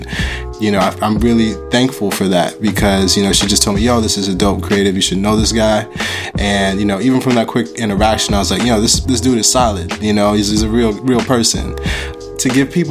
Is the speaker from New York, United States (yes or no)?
yes; Buffalo, New York, United States; I was born in Buffalo, so like not too far away.